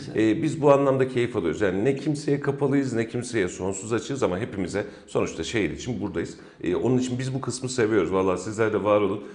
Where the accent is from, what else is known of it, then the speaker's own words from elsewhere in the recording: Kayseri, Kayseri Province, Turkey; benim yaşadığım işte doğduğum büyüdüğüm mahallede